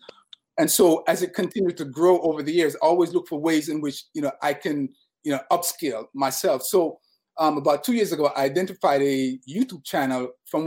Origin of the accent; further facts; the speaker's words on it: Jamaica; now in Harlem, New York, United States; I'm originally from Jamaica